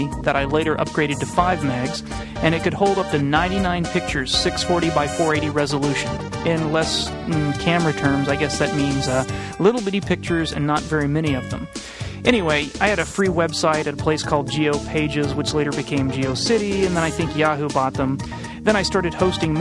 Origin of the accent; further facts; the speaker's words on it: Houston, Texas, United States; I grew up in Houston, Texas